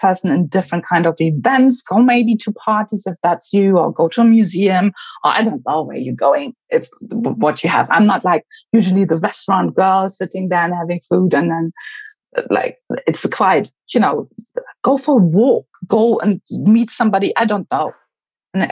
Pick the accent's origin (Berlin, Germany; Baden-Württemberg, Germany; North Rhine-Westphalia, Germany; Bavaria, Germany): Berlin, Germany; moved away as an adult; also born or lived in United Kingdom; I grew up in Berlin